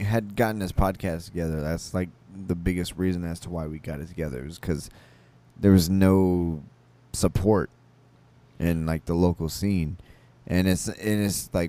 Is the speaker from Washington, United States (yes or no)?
no; San Antonio, Texas, United States; When I try to tell people I'm from San Antonio